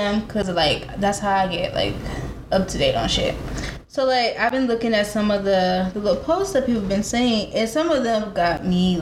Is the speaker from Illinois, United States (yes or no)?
no; California, United States; now in Dallas, United States; I live in Dallas, Texas. Normally, I claim that I'm from California